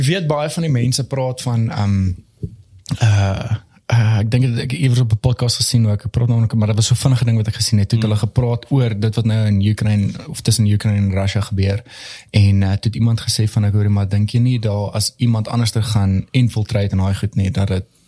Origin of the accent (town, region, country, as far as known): South Africa